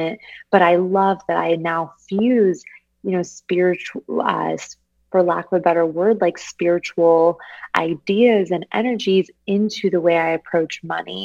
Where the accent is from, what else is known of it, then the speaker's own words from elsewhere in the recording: Arizona, United States; I'm from Arizona